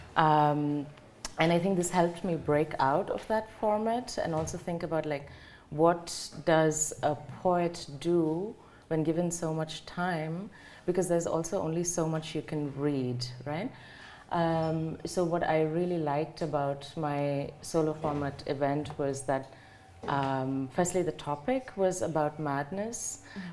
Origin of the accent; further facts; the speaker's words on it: South India, India; moved away as an adult; now in Germany; it has a map of the southern part of India, and she has marked my hometown